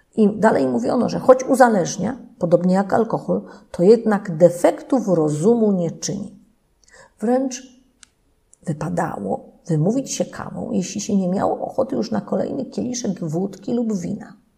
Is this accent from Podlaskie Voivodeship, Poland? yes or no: no; Leszno, Greater Poland, Poland; u nas w Lesznie